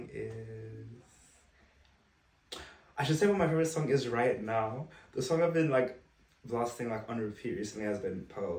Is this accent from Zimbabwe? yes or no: yes; Zimbabwe; also born or lived in London / Brisbane; now in Melbourne, Australia; I am from Zimbabwe. I grew up in Zimbabwe in London and moved to Brisbane